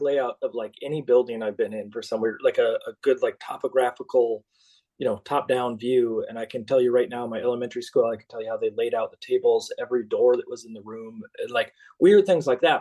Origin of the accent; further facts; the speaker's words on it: Minnesota, United States; When I grew up in Minnesota, we were the only family